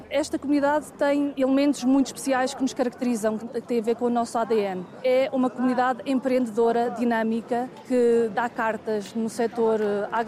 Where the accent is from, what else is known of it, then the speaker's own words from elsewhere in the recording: South Africa; born there; Tenho muito orgulho de ser português, é uma coisa muito grande para mim. Nasci na África do Sul, mas o coração é em Portugal.